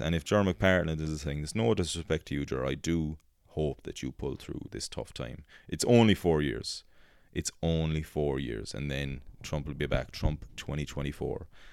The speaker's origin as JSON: {"language": "English", "country": "Ireland", "also_born_or_lived": "United States", "said": "as Irish people were a cynical race"}